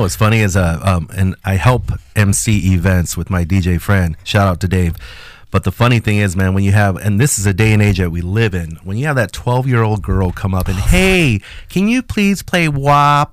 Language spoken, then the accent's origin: English; Mexico; first language Spanish; English is a second language; moved away; us Mexicans uh, grew up